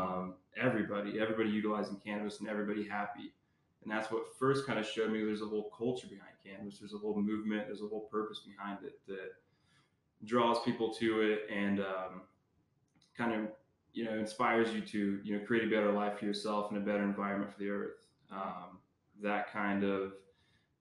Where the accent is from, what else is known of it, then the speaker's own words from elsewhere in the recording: Lamar, Colorado, United States; Born and raised in Lamar, Colorado